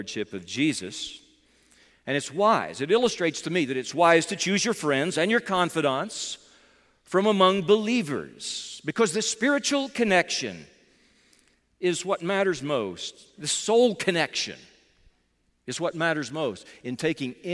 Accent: United States; I was raised in America

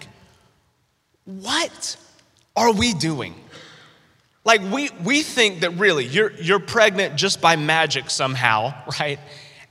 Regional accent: North Carolina, United States; growing up in North Carolina, where I'm originally from

